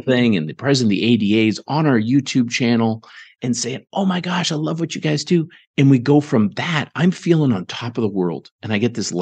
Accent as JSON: {"language": "English", "region": "Ontario", "country": "Canada", "tie": "born or raised there", "moved": "yes", "lives_now": "Garland, United States", "said": "I grew up in Ontario, Canada, small town."}